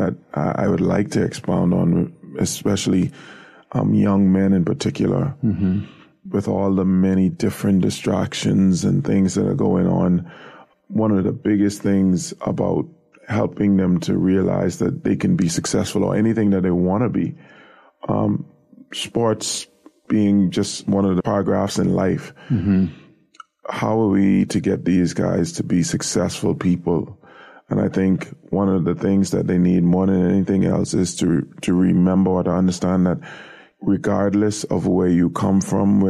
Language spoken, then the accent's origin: English; Nassau, New Providence, Bahamas; I grew up in an area on Harold Road, which is now called Tonic Williams Darling Highway. But my immediate neighborhood was the surrounding areas of Yellow Elder